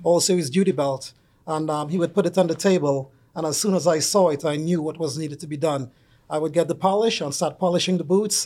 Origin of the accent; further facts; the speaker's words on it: Trinidad & Tobago; moved away; I'm originally from Trinidad and Tobago